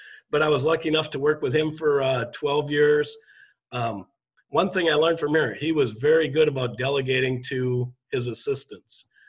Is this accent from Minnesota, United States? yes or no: yes; Shakopee, Minnesota, United States; moved away as an adult; also born or lived in Mankato, Minnesota; now in Delano, United States; I grew up in Shakopee.